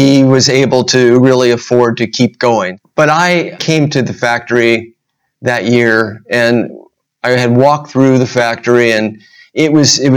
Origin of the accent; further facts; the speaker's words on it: Huntington Beach, California, United States; I grew up in Huntington Beach